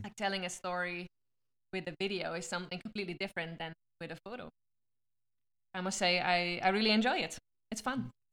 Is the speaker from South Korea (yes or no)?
no; Switzerland; now in Arizona, United States; I'm from Switzerland